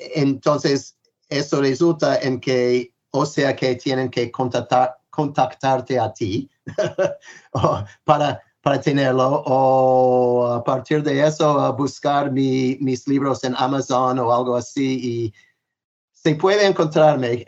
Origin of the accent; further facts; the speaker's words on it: United States; Spanish is a second language; siendo norteamericano